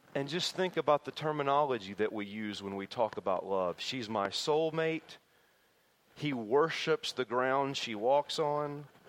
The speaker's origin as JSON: {"language": "English", "region": "Tennessee", "country": "United States", "tie": "born or raised there", "said": "my hometown in Tennessee"}